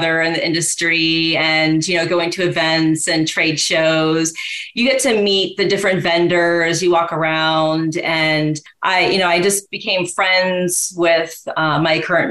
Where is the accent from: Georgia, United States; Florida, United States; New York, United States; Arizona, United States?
Florida, United States; growing up in Florida and going to Walt Disney World a lot as a kid